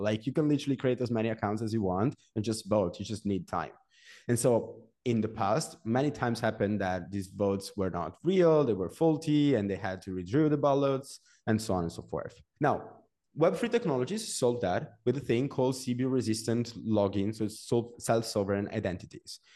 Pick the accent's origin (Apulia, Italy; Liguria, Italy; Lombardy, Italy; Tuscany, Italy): Liguria, Italy; Genoa; also born or lived in Venice / Milan; I'm from Genoa. It's a small city in Italy.